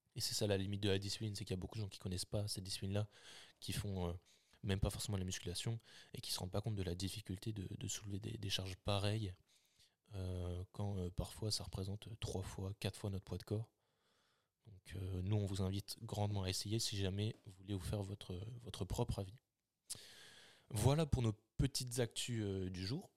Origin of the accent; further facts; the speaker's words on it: Lille, Hauts-de-France, France; nous on est de Lille